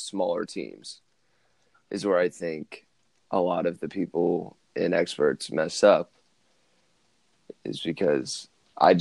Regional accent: Midwest, United States; I grew up in the Midwest

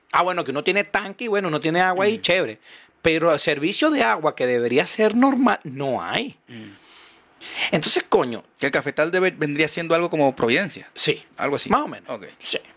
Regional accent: Maracaibo, Zulia, Venezuela; Yo soy de Maracaibo

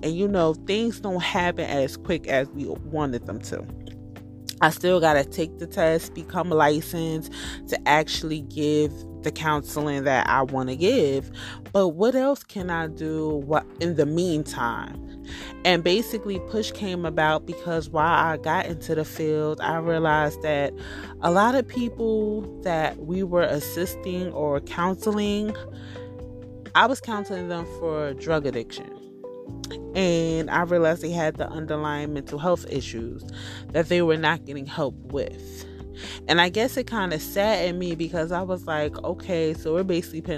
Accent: New Jersey, United States; I'm from New Jersey and I live in the Hudson County area

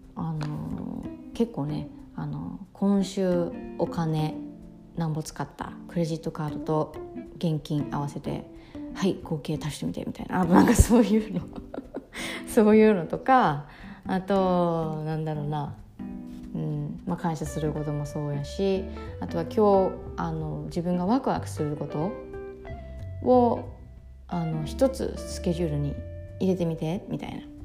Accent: Ehime, Japan; 私愛媛出身

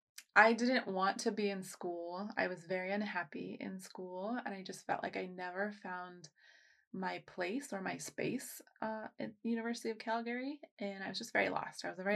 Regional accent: United States; born there; I was born in the States, so I'm okay to be here.

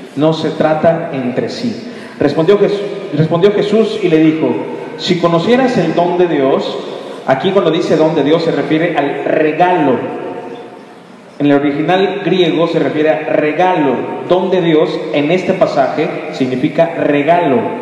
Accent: Mexico

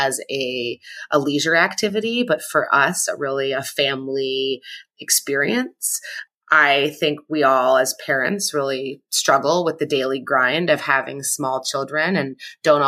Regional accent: Ottawa, Ontario, Canada; now in Washington, D.C., United States; I grew up in Ottawa in Canada. And now I live in Washington, D.C.

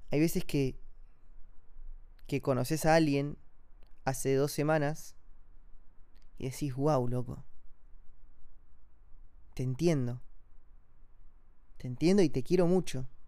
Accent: Amazon, Brazil; born there; yo nací acá en Brasil, en el medio de la selva amazónica

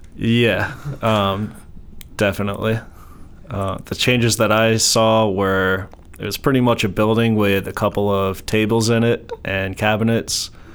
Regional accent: New York, United States; moved away as an adult; also born or lived in Colorado / Maryland; I grew up in New York, uh, moved to Colorado in about 2014

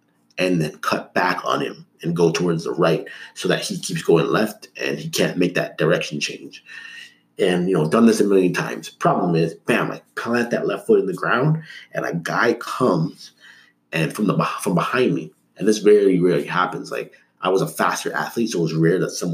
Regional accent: Toronto, Ontario, Canada; also born or lived in Markham; I grew up, like when I was really young, I grew up in Toronto. But once I was 10 years old, my parents, so the year 2000, we moved up to Markham, which was a suburb

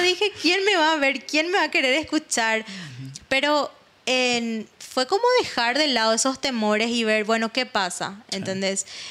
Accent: Paraguay; moved away as an adult; now in Israel; soy latina, soy paraguaya y vivo en eso

